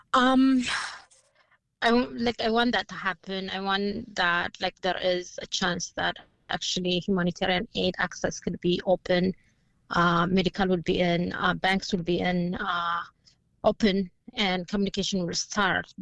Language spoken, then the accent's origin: English; Tigray, Ethiopia; I'm from Tigray